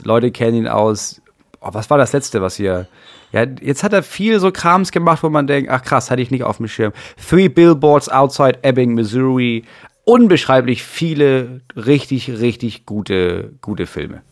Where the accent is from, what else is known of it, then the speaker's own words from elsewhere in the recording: Schleswig-Holstein, Germany; bei uns Schleswig-Holsteinern